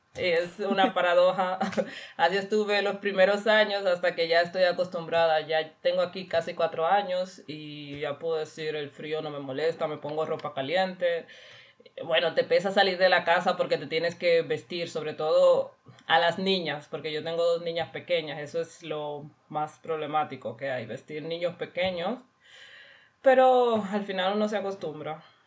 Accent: Cuba; moved away as an adult; now in Weiler-Simmerberg, Germany; yo vengo de Cuba

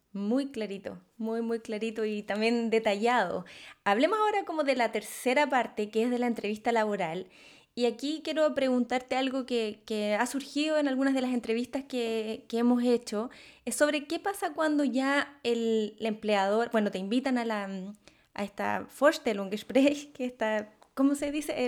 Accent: Chile; moved away; soy de Chile

